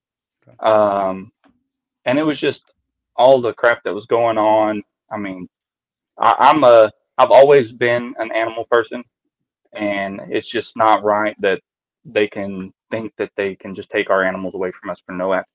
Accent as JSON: {"language": "English", "region": "East Texas", "country": "United States", "tie": "born or raised there", "said": "I grew up in East Texas"}